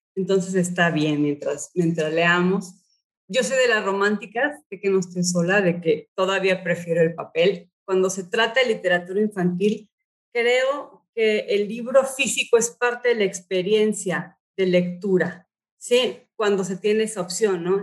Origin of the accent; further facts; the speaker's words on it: Mexico; also born or lived in United States; Yo nací em, en Estados Unidos, pero he vivido toda mi vida en México.